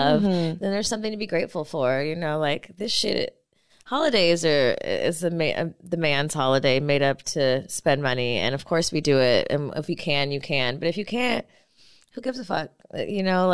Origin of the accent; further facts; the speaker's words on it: the Valley, California, United States; growing up in the Valley